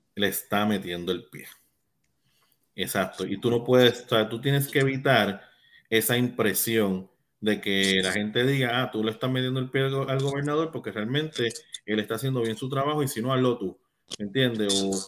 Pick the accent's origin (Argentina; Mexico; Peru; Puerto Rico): Puerto Rico; first language Spanish; yo soy puertorriqueño